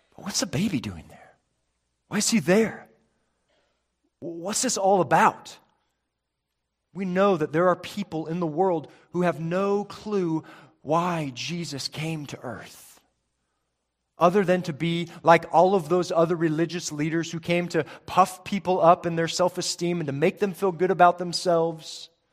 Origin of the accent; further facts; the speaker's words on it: Spokane, Washington, United States; growing up in Spokane, Washington